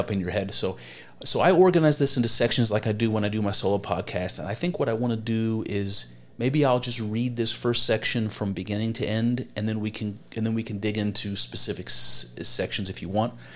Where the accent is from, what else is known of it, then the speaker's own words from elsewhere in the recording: United States; as an American, have searched for my own history